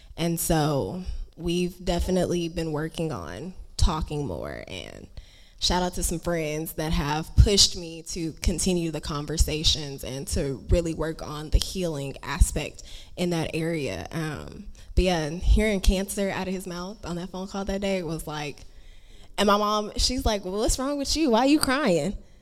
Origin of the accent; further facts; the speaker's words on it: Houston, Texas, United States; moved away; I was born in Houston